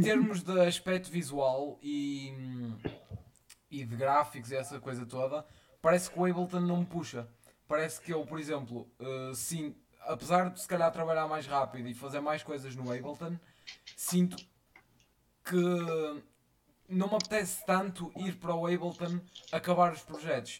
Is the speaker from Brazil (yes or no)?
no; Vila Nova de Famalicão, Norte, Portugal; sou de Vila Nova de Famalicão e tenho 17